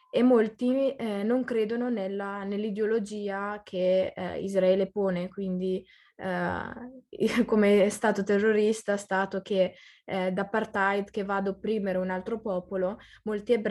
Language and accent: Italian; Italy; io sono nata e cresciuta in Italia, quindi a livello di cittadinanza sono italiana, italianissima, però se mi vai a chiedere cosa sei o che origine hai o cosa sei tu in generale, ti dico sono palestinese.